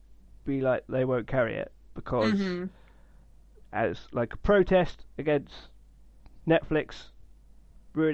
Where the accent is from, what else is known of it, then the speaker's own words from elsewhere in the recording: United Kingdom; as a British person